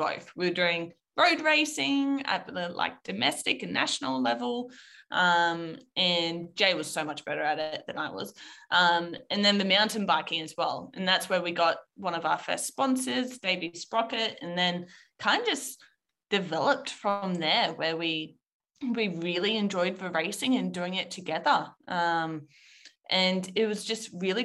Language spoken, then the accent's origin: English; Canberra, Australian Capital Territory, Australia; So I'm from Canberra. I was born and raised.